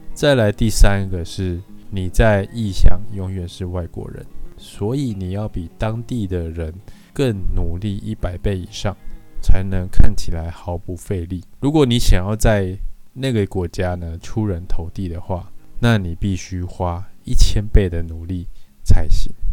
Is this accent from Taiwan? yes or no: yes; Taiwan; 其实会是我们台湾人的一个还蛮呃致命的弱点